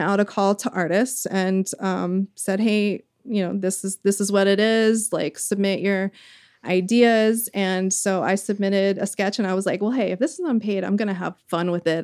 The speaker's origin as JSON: {"language": "English", "region": "the South", "country": "United States", "tie": "born or raised there", "said": "I grew up in the South"}